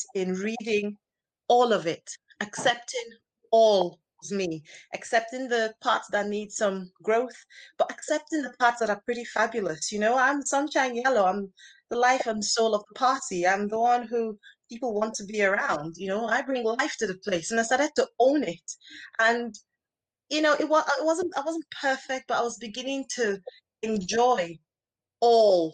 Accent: Nigeria; accent: Nigerian; now in United Kingdom; I grew up in Nigeria, where most people are Black

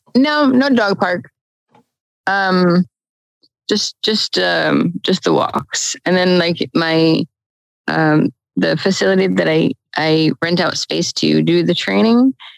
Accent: New Jersey, United States; moved away; I'm originally from New Jersey. So I was up in New Jersey visiting family

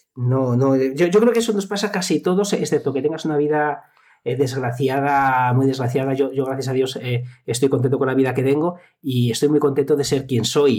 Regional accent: Salamanca, Castile and León, Spain; moved away as an adult; also born or lived in Zamora; en Salamanca. Soy salmantino

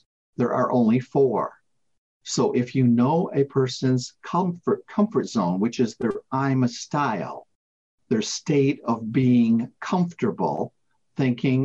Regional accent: United States; now in United Kingdom; I live here in the UK, but I am an American

